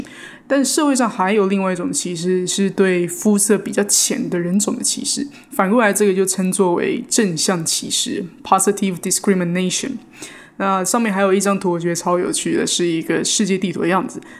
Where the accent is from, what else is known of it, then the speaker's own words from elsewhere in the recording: Taiwan; moved away as an adult; now in New York, United States; 我自己也是在台湾土生土长，到现在去年才来到纽约啊